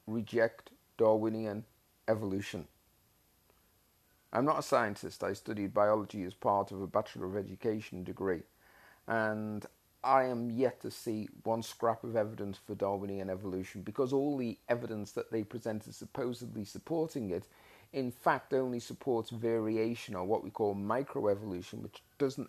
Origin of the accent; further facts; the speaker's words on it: Australia; As an Australian citizen